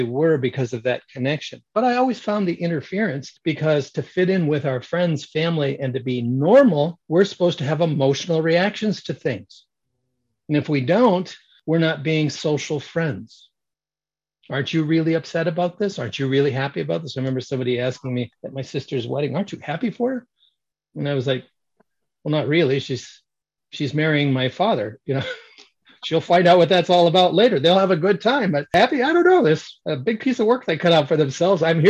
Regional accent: Michigan, United States; moved away; I grew up in Michigan

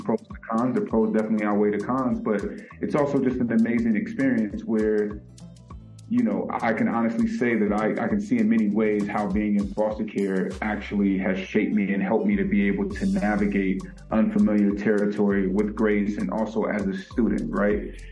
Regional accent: Vallejo, California, United States; also born or lived in San Francisco, California; I was born in San Francisco, California, and I grew up primarily in Vallejo, California

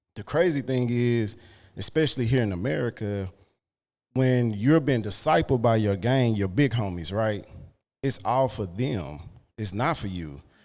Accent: Dallas, Texas, United States; I grew up in Oak Cliff

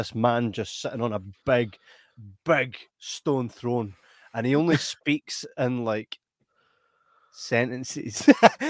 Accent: Scotland, United Kingdom

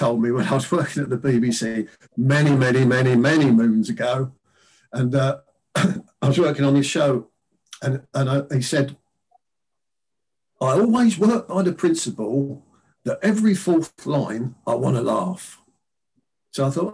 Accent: London, United Kingdom; at my school, which was the first comprehensive school in London, William Penn Comprehensive in East Dulwich in London

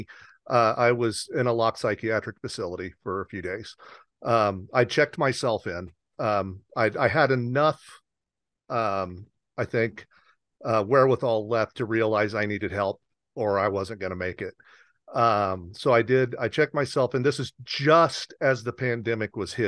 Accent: Southern Indiana, United States; when I was a kid growing up in Southern Indiana

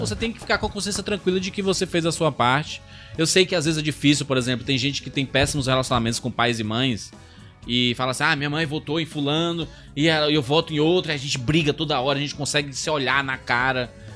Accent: Northeast Region, Brazil; eu sou nordestino também

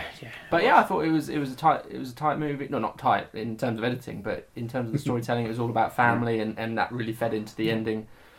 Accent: Hatfield, England, United Kingdom; Hatfield, my hometown

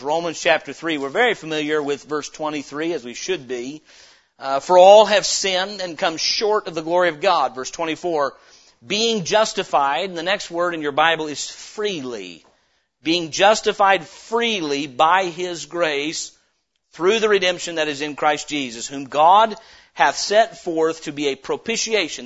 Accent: United States; as an American citizen

